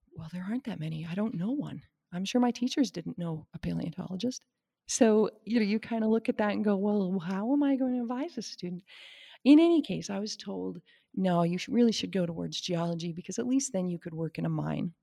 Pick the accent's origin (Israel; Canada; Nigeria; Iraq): Canada; Saskatchewan; moved away as an adult; also born or lived in Wyoming; I grew up in Saskatchewan